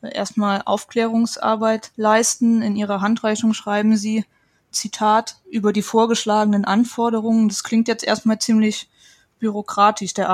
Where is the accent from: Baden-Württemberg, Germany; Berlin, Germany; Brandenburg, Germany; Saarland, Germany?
Saarland, Germany; auch gerne ins Saarland, das ist ja sehr ländlich geprägt. Ich komme auch aus der Gegend